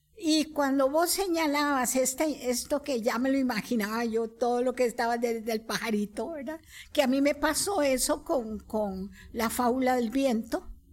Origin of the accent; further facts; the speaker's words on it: Costa Rica; como costarricenses, criollos